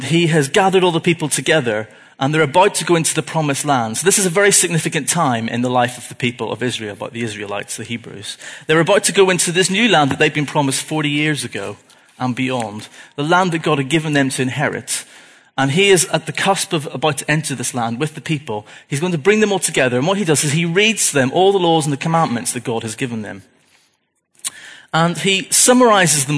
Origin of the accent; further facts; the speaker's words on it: Belfast, Northern Ireland, United Kingdom; I was born in Belfast in 1982